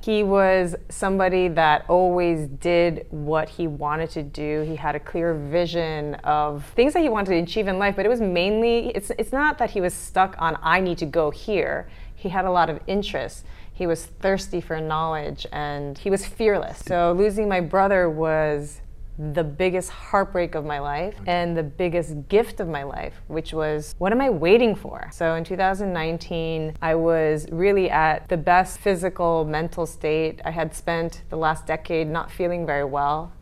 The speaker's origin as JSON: {"language": "English", "town": "Stamford", "region": "Connecticut", "country": "United States", "tie": "born or raised there", "also_born_or_lived": "Great Neck, New York", "moved": "yes", "lives_now": "Barcelona, Spain", "said": "I lived in Great Neck, New York, mm-hmm. until I was seven, and then we moved to Stamford, Connecticut"}